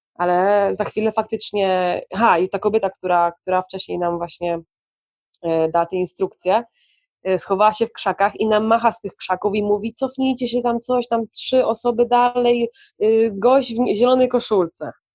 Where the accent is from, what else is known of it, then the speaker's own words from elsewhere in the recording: Poland; moved away; also born or lived in Colombia; jestem z Polski